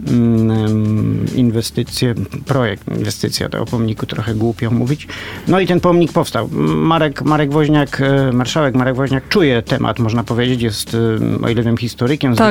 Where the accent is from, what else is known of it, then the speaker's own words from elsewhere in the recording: Poznań, Greater Poland, Poland; jestem poznaniakiem